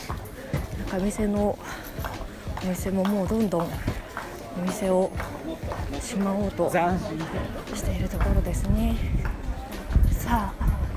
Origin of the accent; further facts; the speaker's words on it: Tokyo, Japan; 私は小さい時から浅草で育ちまして